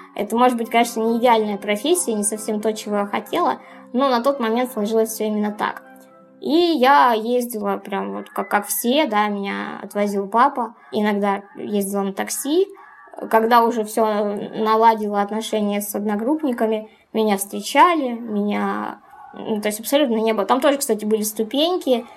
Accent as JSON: {"language": "Russian", "country": "Ukraine", "tie": "born or raised there", "said": "моя юность э, прошла в тусовках, в клубах, в поездках на море, потому что я из Украины"}